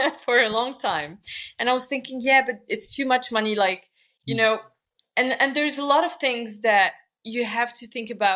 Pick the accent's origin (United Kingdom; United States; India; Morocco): Morocco; I'm from Morocco